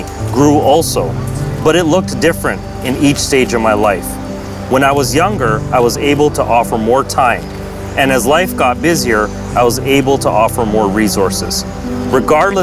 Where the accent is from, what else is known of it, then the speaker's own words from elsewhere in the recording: Toronto, Ontario, Canada; I was born and raised in Toronto